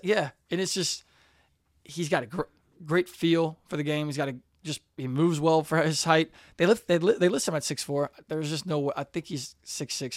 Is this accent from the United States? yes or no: yes; Cincinnati, Ohio, United States; we're from Cincinnati